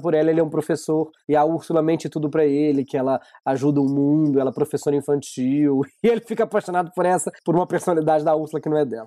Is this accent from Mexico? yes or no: no; Minas Gerais, Brazil; Eu sou de Minas